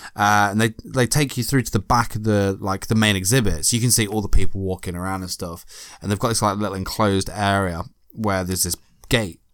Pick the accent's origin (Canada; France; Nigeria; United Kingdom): United Kingdom; accent: British; I'm British.